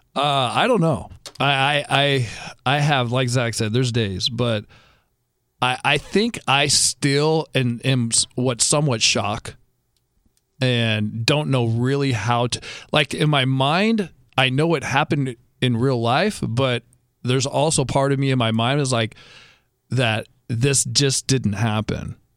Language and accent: English; Southern California, United States; We grew up in Southern California in a great house, in a great neighborhood